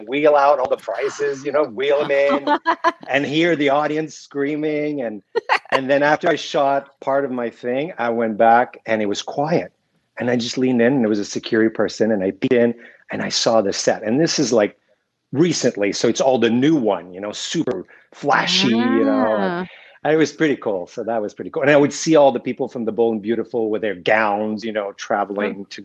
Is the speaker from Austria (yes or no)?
no; Sherbrooke, Quebec, Canada; I'm from Sherbrooke, Quebec, which is a small town outside of Montreal